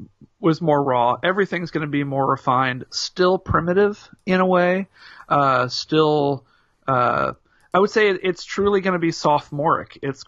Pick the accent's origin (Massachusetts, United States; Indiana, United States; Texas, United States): Indiana, United States; Indianapolis; hosted by … …, two grown-up hardcore punks, longtime journalists, and longtime friends born and bred in Indianapolis, Indiana.